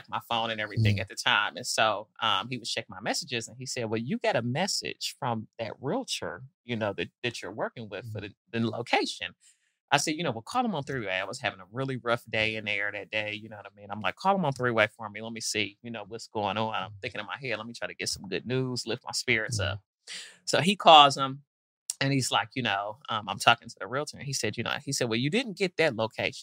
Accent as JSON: {"language": "English", "town": "Detroit", "region": "Michigan", "country": "United States", "tie": "born or raised there", "also_born_or_lived": "Nashville, Tennessee", "moved": "yes", "lives_now": "Atlanta, United States", "said": "I grew up in Detroit, but moved to Nashville in my younger days"}